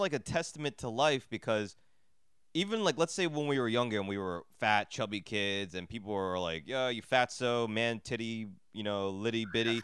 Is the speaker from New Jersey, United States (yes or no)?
yes; New Jersey, United States; I grew up in Jersey, like, in the suburbs